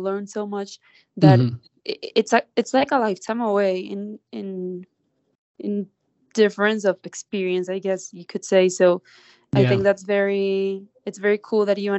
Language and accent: English; Colombia; also born or lived in New York; now I'm back in Colombia